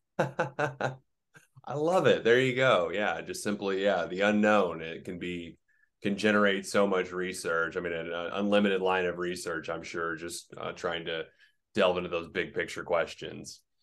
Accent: Oklahoma, United States; I'm from Oklahoma, I live in Oklahoma, also landlocked.

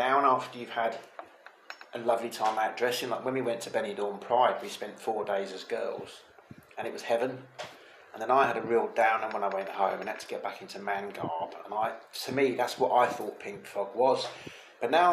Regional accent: England, United Kingdom; moved away as an adult; now in Costa Blanca, Spain; I'm an English T-girl living out here in the sunny Costa Blanca in Spain

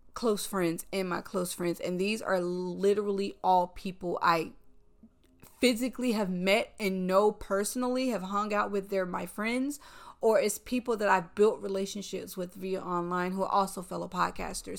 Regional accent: the South, United States; now in New York, United States; I'm a Southerner.

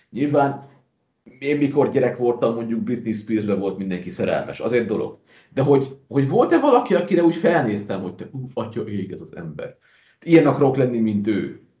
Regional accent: Hungary; Tehát, hogy én ha magyarként elmegyek ö, túloldalra, Szlovákiába

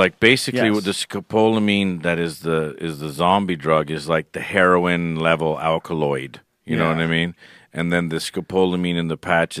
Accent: Ireland; I'm a chili fanatic, and I'm Irish.

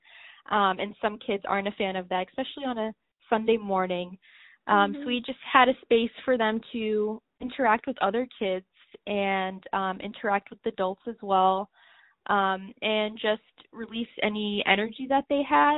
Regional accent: Cambridge, Massachusetts, United States; also born or lived in Medford, Massachusetts; being raised there in Cambridge

